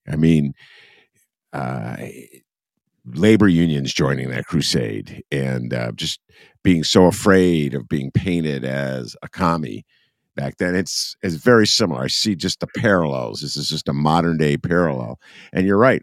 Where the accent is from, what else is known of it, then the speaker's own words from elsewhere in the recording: New Trier, Illinois, United States; New Trier, that's where I went